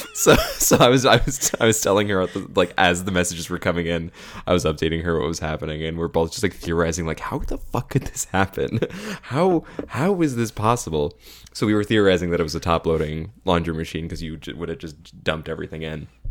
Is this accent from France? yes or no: no; Caledon, Ontario, Canada; I grew up in Bolton, which is part of Khaled